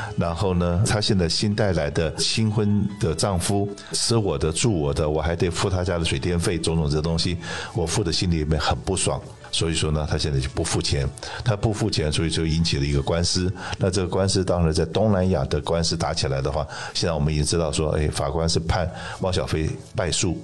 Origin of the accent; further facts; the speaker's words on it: Taiwan; now in United States; 台湾的礼拜六是我们台湾的这个期中选举吧